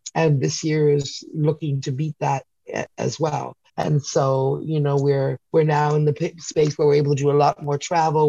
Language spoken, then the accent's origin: English; Canada; I'm Canadian